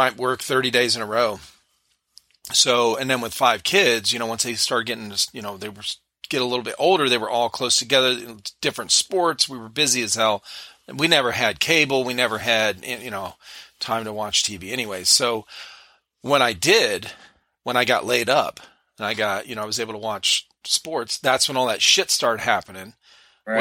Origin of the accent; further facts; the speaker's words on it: Akron, Ohio, United States; moved away; we grew up in Akron